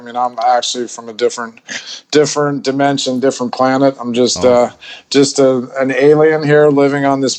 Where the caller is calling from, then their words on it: Bangkok, Thailand; I'm calling from Bangkok in Thailand, Southeast Asia.